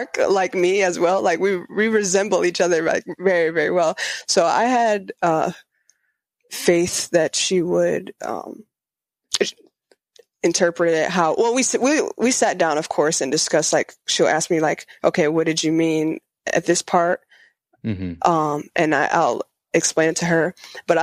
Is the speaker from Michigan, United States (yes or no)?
yes; Spring Lake, Michigan, United States; I'm from Michigan, Spring Lake area, which is Grand Rapids